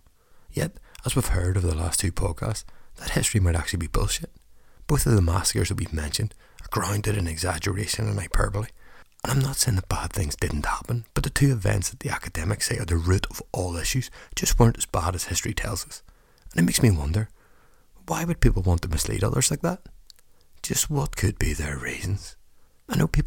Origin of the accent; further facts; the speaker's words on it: Northern Ireland, United Kingdom; accent: Northern Irish; he noticed my accent